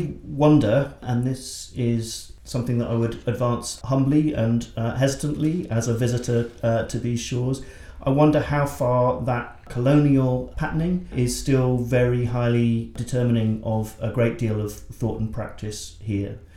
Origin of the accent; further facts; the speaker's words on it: England, United Kingdom; arrive as a English man in Brisbane